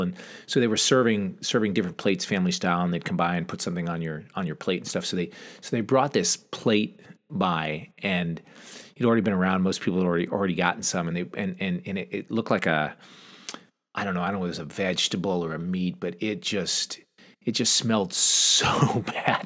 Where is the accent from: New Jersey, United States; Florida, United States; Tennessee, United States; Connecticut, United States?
Connecticut, United States; southeastern; I grew up in Connecticut, southeastern Connecticut to be exact, kind of on the border of Rhode Island, close to the coast, a small farm town